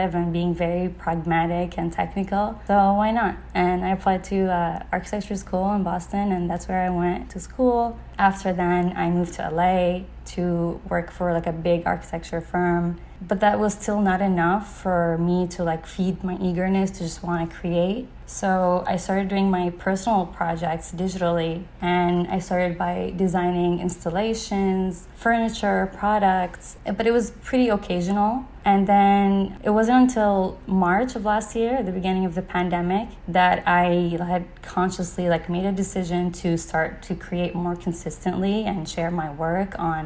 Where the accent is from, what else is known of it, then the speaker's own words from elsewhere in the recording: east coast of Saudi Arabia, Eastern Province, Saudi Arabia; I was born and raised on the east coast of Saudi